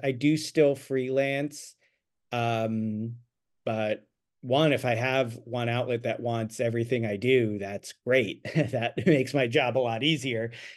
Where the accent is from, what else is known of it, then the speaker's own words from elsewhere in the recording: Annapolis, Maryland, United States; moved away as an adult; also born or lived in Ithaca, New York; now in Los Angeles, United States; I grew up near Annapolis, Maryland